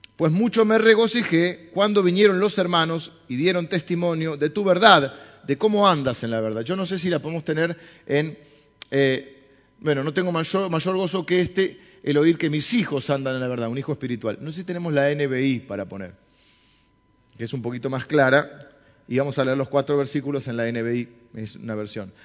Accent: Argentina; los argentinos somos autodestructivos

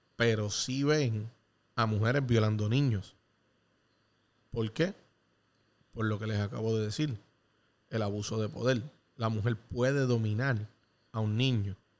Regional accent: Puerto Rico; en mi país

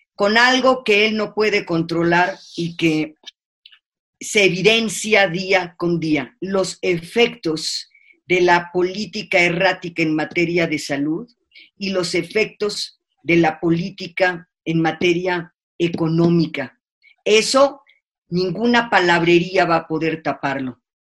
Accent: Mexico; lo digo como mexicana, como ciudadana

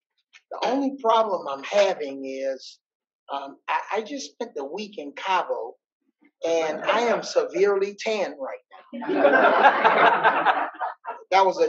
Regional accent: New Orleans, Louisiana, United States; moved away as an adult; My background, I'm from New Orleans.

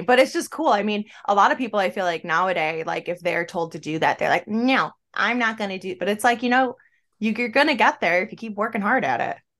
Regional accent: an hour and a half south of Buffalo, New York, United States; moved away as an adult; now in Florida, United States; I'm from an hour and a half south of Buffalo

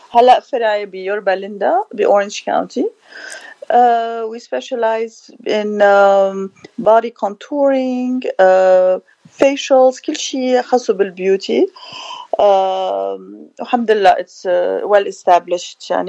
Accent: Beirut, Beirut Governorate, Lebanon; moved away as an adult; also born or lived in Paris; now in United States; انا من بيروت آه، جيت بال87 على امريكا ودرست هون عملت الباتشلرز وماسترز ديجري تبعي انترناشونال افيرز ومن بعدها تركت وعشت بباريس ومن بعدها عشت بلبنان

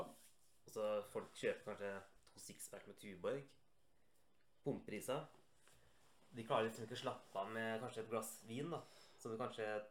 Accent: Rjukan, Vestfold og Telemark, Norway; moved away; also born or lived in Cyprus

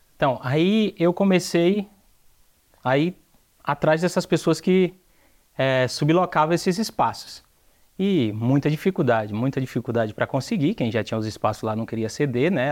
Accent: Aracati, Ceará, Brazil; moved away as an adult; now in São Paulo, Brazil; Eu sou do estado do Ceará, da cidade de Aracati

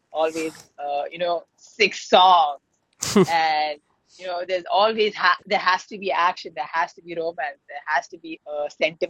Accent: Chennai, Tamil Nadu, India; I'm from Chennai

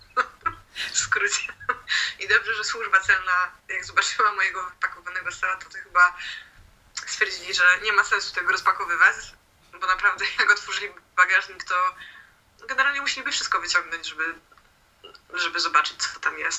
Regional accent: Poland; moved away as an adult; now in Sweden; jesteśmy z Polski

